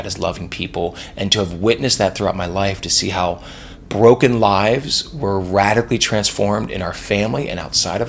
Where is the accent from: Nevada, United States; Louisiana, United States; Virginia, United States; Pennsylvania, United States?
Pennsylvania, United States; Lancaster County; I grew up in Lancaster County, Pennsylvania